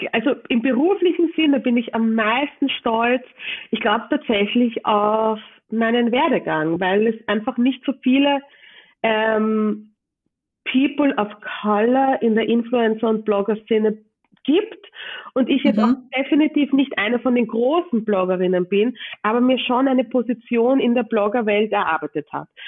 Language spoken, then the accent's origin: German; Vienna, Austria; ich bin in Wien geboren und im 22. Bezirk groß geworden